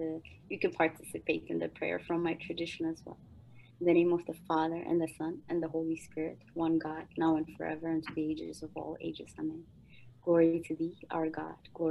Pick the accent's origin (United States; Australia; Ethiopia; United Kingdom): Ethiopia; moved away; I'm originally from Ethiopia